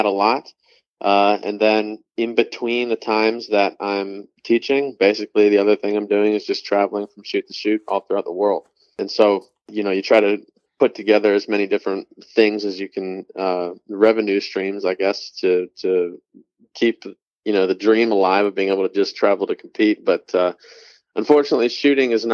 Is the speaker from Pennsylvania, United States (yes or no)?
no; Cleveland, Ohio, United States; I was basically born and raised in Cleveland, Ohio